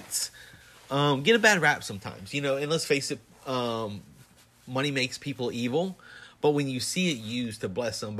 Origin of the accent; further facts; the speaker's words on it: the South, United States; growing up in the South